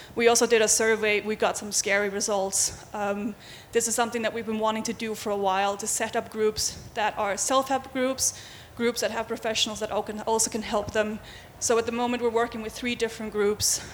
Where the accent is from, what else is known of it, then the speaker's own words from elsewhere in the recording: Faroe Islands; now in Denmark; I am from the Faroe Islands. I don't live there. I've lived in Denmark for many years